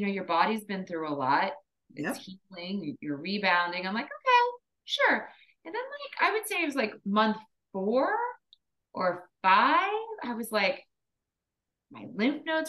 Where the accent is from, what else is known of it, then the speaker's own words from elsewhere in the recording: East Coast, United States; moved away; I'm from the East Coast. I have all my family and friends are in New Jersey, New York.